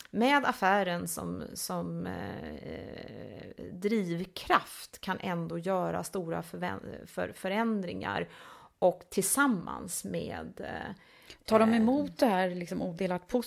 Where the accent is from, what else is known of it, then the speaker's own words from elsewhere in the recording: Älmhult, Kronoberg County, Sweden; Vi kom ju från, eh, från Älmhult